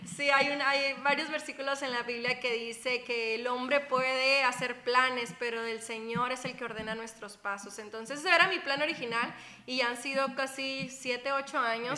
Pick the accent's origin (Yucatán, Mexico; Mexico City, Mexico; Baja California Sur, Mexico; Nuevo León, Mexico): Baja California Sur, Mexico; Guerrero Negro; de Baja California Sur, eh, de Guerrero Negro se llama el lugar.